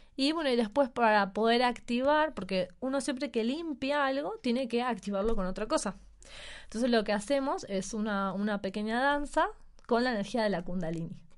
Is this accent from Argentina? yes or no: yes; Argentina; now in Mexico; nosotros somos los argentinos, y venimos de una cultura donde todo el mundo se abraza